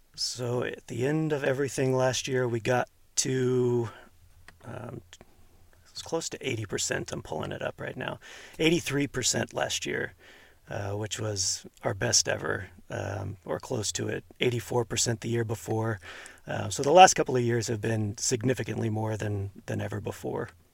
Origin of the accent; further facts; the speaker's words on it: outside of Houston, Texas, United States; now in Hercules, United States; I grew up outside of Houston